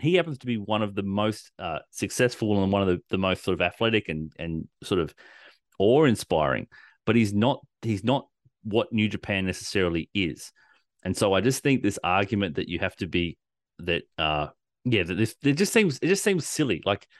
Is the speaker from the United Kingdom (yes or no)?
no; Australia; We're Australian. It's built into us.